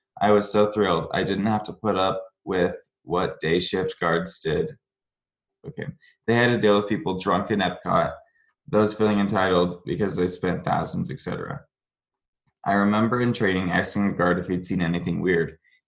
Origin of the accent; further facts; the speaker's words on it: Orlando, Florida, United States; I grew up in Orlando, so my mom took me rather frequently as a young lad.